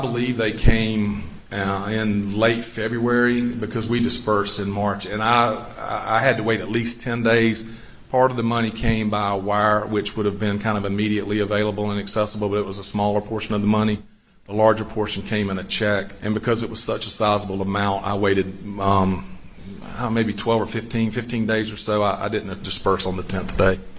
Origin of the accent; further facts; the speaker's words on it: Bamberg, South Carolina, United States; I grew up in Bamberg